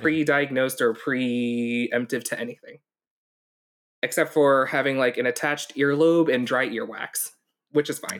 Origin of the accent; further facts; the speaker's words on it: New York, United States; also born or lived in Hong Kong; I grew up in New York, too